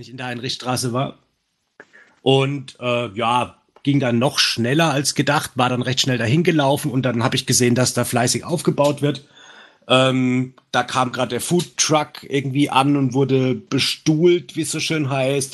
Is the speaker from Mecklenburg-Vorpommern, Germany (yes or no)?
no; Franconia, Bavaria, Germany; accent: Franconian; mein dämlicher fränkischer Dialekt